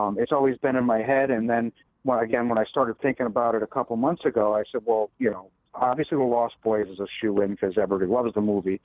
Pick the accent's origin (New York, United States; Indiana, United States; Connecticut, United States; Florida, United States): Connecticut, United States; Bridgeport; now in Derby, United States; I grew up in Bridgeport, but I moved to Derby about 3 years ago